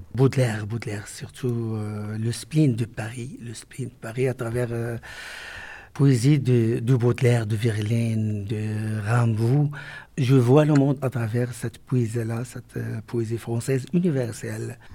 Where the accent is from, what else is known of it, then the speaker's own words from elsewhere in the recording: Morocco; also born or lived in Strasbourg; Je suis un écrivain marocain